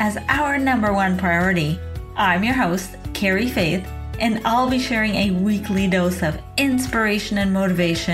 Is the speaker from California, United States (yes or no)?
no; outside of Portland, Oregon, United States; my hometown outside of Portland, Oregon